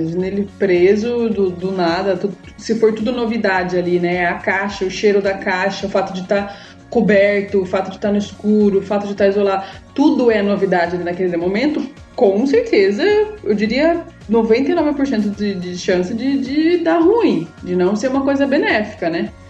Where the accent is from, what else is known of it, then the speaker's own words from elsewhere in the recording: Sorocaba, São Paulo, Brazil; eu sou de Sorocaba